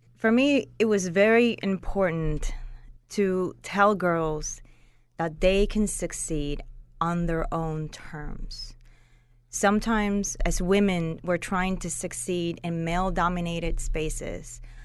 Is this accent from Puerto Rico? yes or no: yes; Puerto Rico; moved away as an adult; also born or lived in Norcross, Georgia; now in Atlanta, United States; I grew up and I was raised in Puerto Rico. I've been living in Atlanta